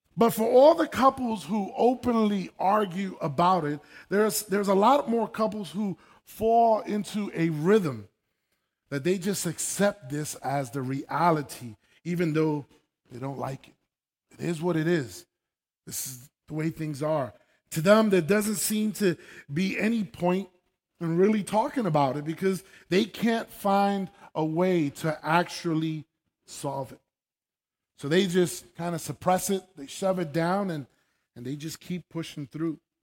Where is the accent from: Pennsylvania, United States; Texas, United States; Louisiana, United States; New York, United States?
New York, United States; New York City; moved away; I was born and raised in New York City, uh, in the Bronx